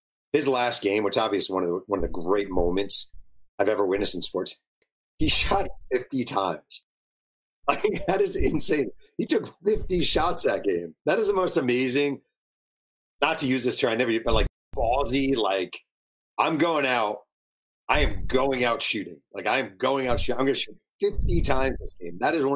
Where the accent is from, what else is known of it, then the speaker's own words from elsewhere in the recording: New York, United States; now in Southern California, United States; I'm a New Yorker. I live in Southern California, but I'm born and raised in New York